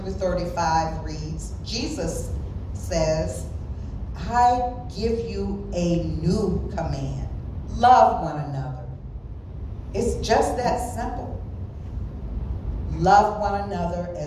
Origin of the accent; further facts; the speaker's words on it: the South, United States; I grew up in the South